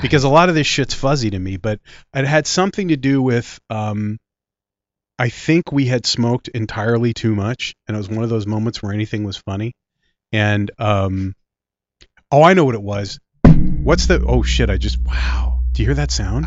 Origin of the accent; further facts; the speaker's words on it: Philadelphia, Pennsylvania, United States; accent: Philly; also born or lived in Clementon, New Jersey; my Philly accent is really showing now.